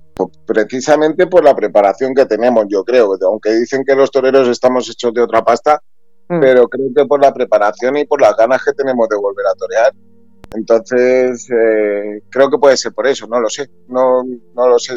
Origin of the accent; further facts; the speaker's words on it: Spain; also born or lived in Peru; al no estar aquí en mi país